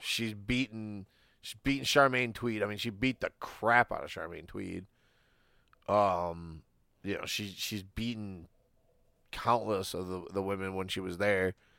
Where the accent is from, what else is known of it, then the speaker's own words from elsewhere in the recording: Michigan, United States; I'm from Michigan